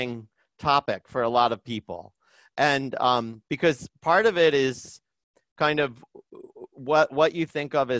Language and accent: English; Indiana, United States; moved away as an adult; now in Boston, United States; I grew up in Indiana, and I'm kind of, you know, a pretty down to earth Midwest middle class kind of a guy